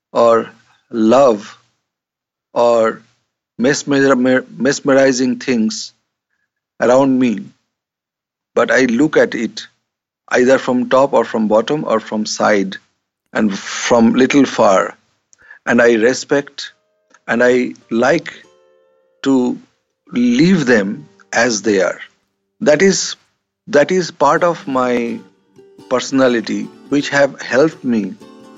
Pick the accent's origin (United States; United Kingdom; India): India; I'm an Indian man